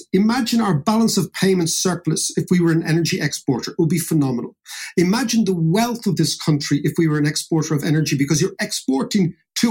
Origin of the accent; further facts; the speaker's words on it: Ireland; all the young people leaving, all the stories we know as Irish people, this is a story going for hundreds of years